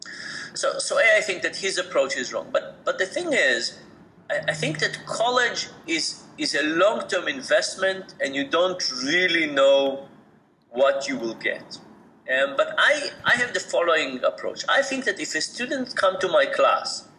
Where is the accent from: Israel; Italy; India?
Israel; moved away as an adult; I grew up in Israel and I did my BA in Israel